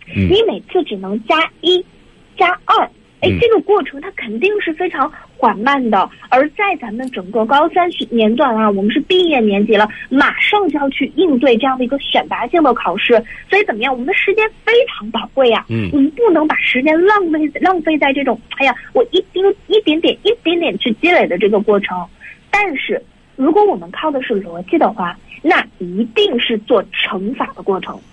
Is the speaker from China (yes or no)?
yes; China; 中国人的这样的一个精神上的传统